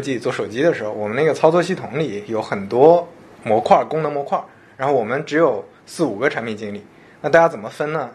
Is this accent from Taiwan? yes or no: no; Shandong, China; 我是山东人嘛